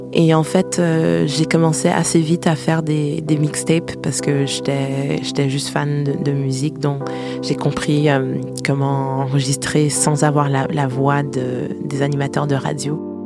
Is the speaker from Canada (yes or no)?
yes; Canada; first language French; moved away as an adult; now in France; j'ai quitté le Canada à 23 ans